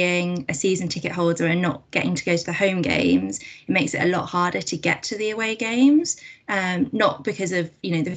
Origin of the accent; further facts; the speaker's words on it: Coventry, West Midlands, United Kingdom; I went to school in Coventry. I'm from Coventry